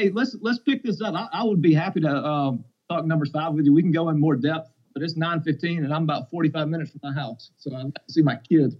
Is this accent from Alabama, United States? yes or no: yes; Alabama, United States; my home state of Alabama